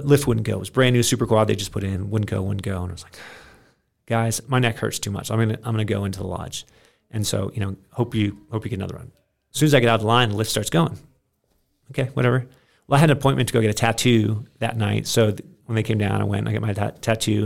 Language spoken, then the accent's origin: English; Maine, United States; I grew up in Maine on a farm.